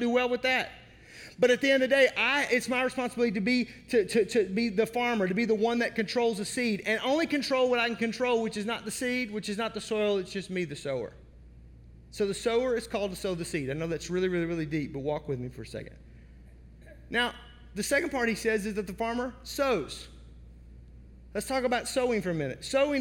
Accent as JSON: {"language": "English", "country": "United States", "tie": "born or raised there", "moved": "yes", "lives_now": "Wisconsin, United States", "said": "I was born in the Mississippi Delta outside of Memphis"}